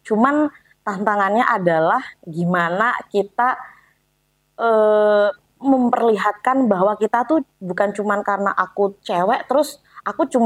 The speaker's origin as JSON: {"language": "Indonesian", "region": "Java", "country": "Indonesia", "said": "karena kan saya orang Jawa"}